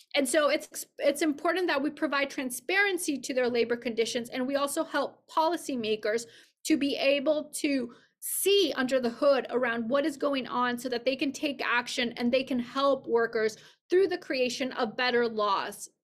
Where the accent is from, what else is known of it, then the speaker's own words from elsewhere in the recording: Mexico City, Mexico; moved away as an adult; also born or lived in Santa Barbara, California / Boston; I grew up in Mexico City